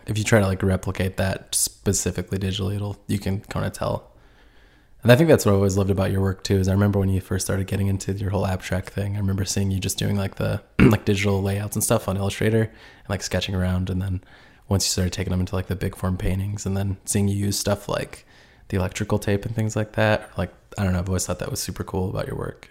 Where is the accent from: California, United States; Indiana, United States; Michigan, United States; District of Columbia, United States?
Indiana, United States; I'm originally from Port Edge, Indiana, which is about, like, two hours north from Indy